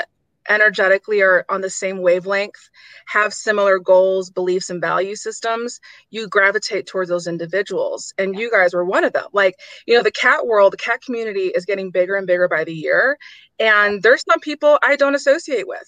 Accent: Detroit, Michigan, United States; moved away as an adult; also born or lived in Houston, Texas; I'm from Detroit

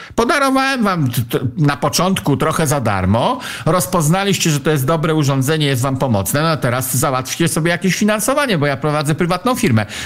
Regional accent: Pomeranian Voivodeship, Poland; ja jestem z Pomorza

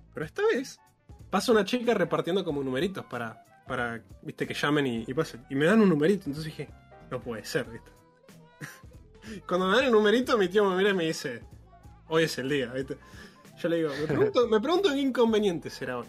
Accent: Monte Hermoso, Buenos Aires Province, Argentina; moved away; soy de Montermoso.

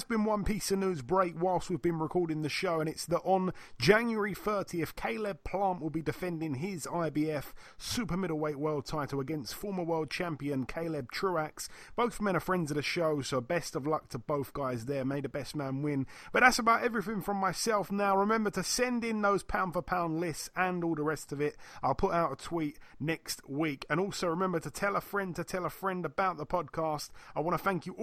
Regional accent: United Kingdom; being a Brit

